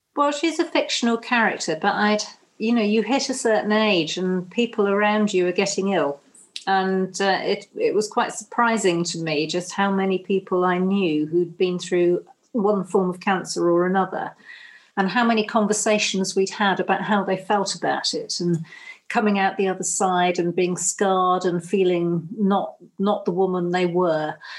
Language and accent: English; Cornwall, South West England, United Kingdom; although we're Cornish, we don't come from this particular bit of Cornwall